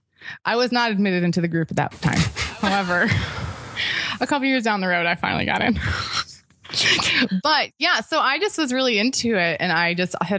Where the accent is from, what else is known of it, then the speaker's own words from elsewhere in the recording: Chicago, Illinois, United States; I'm from the Chicago area